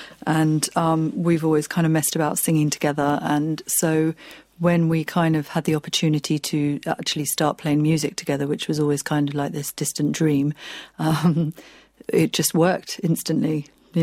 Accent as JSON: {"language": "English", "region": "southern Spain", "country": "Spain", "tie": "born or raised there", "moved": "yes", "said": "I grew up in Spain, okay. So yeah, spent all my, childhood running around beaches and mountains"}